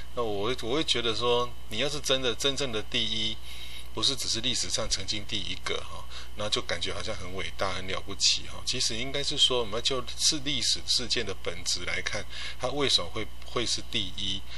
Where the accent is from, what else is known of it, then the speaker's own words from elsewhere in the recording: Taiwan; 我们台湾人在对于历史的认知的部分